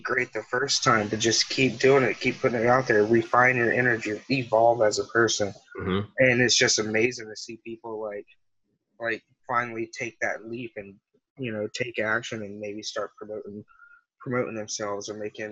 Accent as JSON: {"language": "English", "region": "Alabama", "country": "United States", "tie": "born or raised there", "moved": "yes", "said": "I grew up in Alabama, like, small town"}